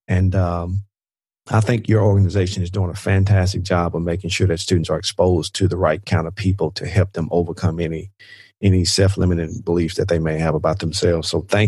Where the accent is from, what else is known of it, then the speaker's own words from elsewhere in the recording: Mississippi, United States; people find out I'm from Mississippi, and they're like, you don't sound like you're from Mississippi. But I'm like, I am.